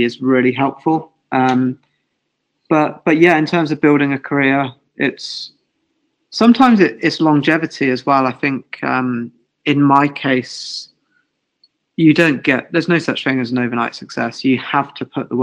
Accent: England, United Kingdom; I'm English.

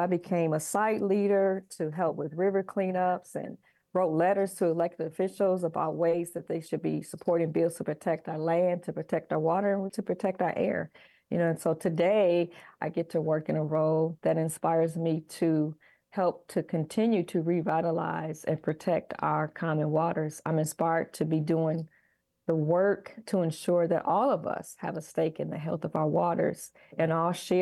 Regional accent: Milwaukee, Wisconsin, United States; I grew up in Sherman Park. I am currently a Sherman Park resident

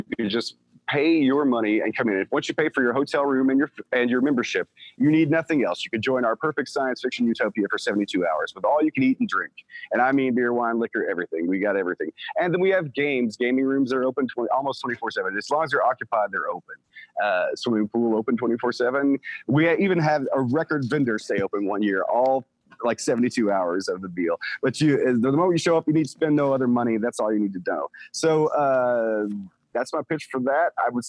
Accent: Bowling Green, United States; I'm from Bowling Green and was in a bands for many bands for years in Bowling Green

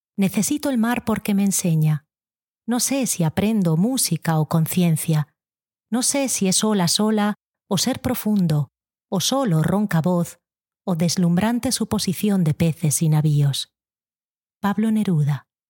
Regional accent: Galicia, Spain; moved away; Decidí volverme embajadora de mi tierra

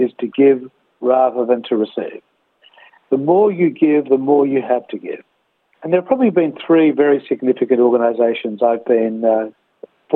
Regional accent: Melbourne, Victoria, Australia; first language Greek; English is a second language; I was born in Melbourne, in Thornbury, in 1958

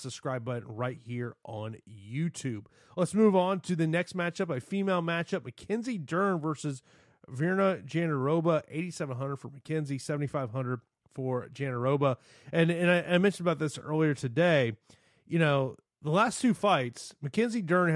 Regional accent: Tampa, Florida, United States; from my hometown here in Tampa

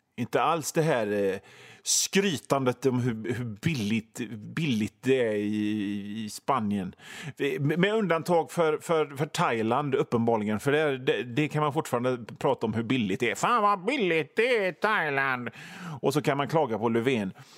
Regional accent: Hönö, Västra Götaland, Sweden

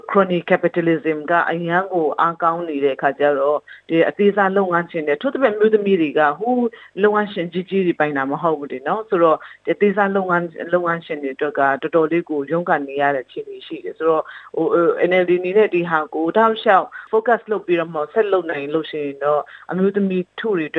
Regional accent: Chin State, Myanmar

